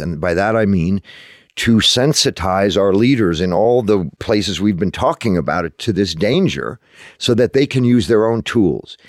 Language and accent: English; United States; also born or lived in London; as an American